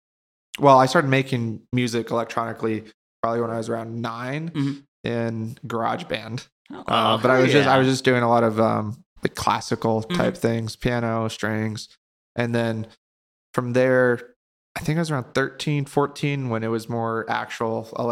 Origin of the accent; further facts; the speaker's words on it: Laguna Hills, California, United States; born there; now in Bakersfield, United States; I was born in Laguna Hills, California, mm-hmm. and then whole childhood moved around a lot.